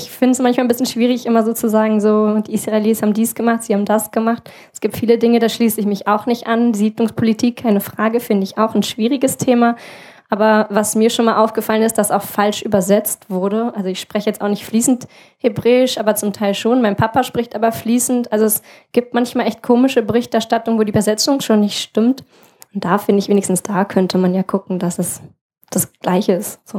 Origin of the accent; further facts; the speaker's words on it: Berlin, Germany; now in Rostock, Germany; Naja, ich komme ja ursprünglich auch aus Berlin, so, also da ist es auch wirklich, da kann ich mich nur anschließen.